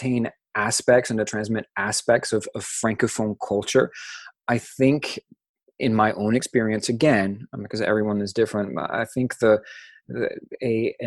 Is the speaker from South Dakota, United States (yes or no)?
no; Louisiana, United States; I'm from Louisiana